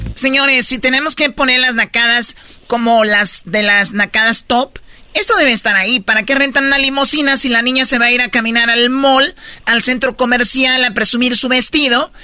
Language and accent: Spanish; Tepatitlán, Jalisco, Mexico; soy de Tepatitlán